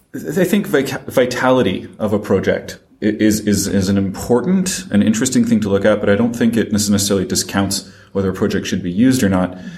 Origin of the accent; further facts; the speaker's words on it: France; also born or lived in Paris; despite my accent, I am French and I live in Paris